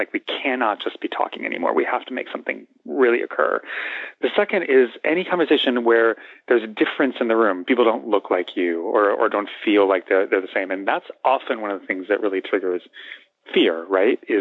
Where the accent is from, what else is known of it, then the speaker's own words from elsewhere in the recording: Los Angeles, California, United States; we're both come from Los Angeles